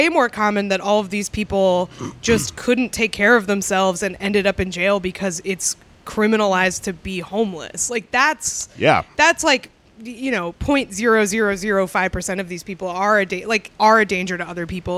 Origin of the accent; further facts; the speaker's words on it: Concord, New Hampshire, United States; I grew up in Concord, New Hampshire, where the state mental hospital